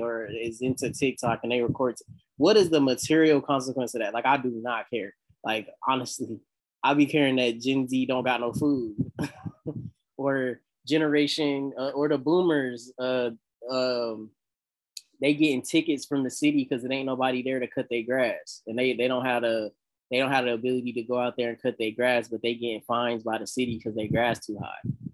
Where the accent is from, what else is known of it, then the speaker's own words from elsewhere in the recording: the South, United States; I'm from the South